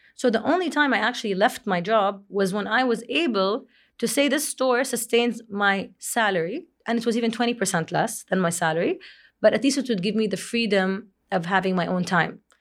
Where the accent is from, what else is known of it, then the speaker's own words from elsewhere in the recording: Jeddah, Makkah Province, Saudi Arabia; moved away as an adult; also born or lived in Kuwait / Boston; in February, I moved back to Jeddah from Kuwait after being there for almost six years